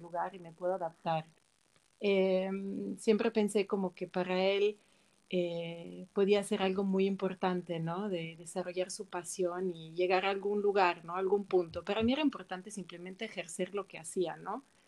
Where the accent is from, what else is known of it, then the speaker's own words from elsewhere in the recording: Switzerland; Spanish is a second language; moved away as an adult; also born or lived in Milan, Italy / Mexico City, Mexico; nací en Suiza, crecí en Suiza